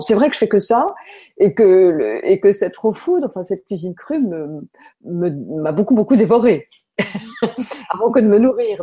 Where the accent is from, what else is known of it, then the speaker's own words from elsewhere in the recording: France; quand on est français